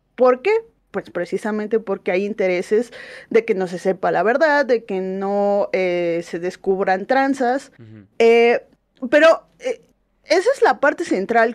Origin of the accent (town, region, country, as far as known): Mexico